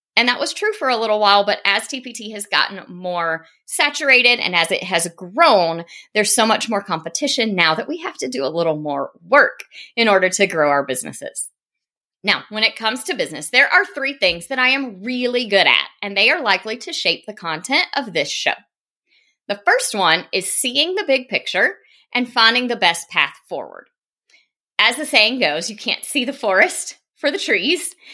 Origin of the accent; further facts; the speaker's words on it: South Carolina, United States; accent: Southern; moved away as an adult; now in Nashville, United States; I grew up in South Carolina